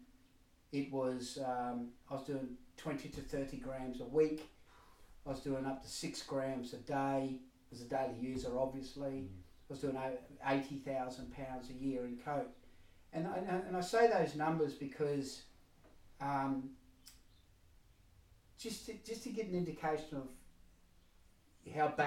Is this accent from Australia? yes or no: yes; Queensland country, Australia; now in United Kingdom; I'm Australian, grew up in Queensland country